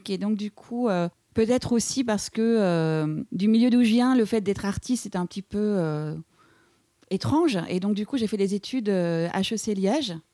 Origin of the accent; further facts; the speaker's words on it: Quebec, Canada; now in Paris, France; Donc je suis venue du Québec, je suis venue à Paris parce que j'avais rencontré, un garçon